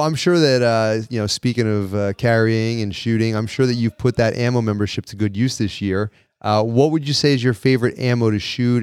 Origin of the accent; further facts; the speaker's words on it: New York, United States; we're from New York